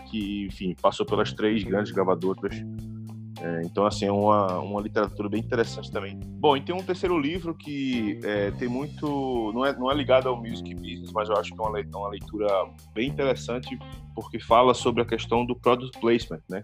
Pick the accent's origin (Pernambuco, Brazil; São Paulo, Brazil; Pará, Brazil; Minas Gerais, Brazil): Pernambuco, Brazil; Recife; eu sou de Recife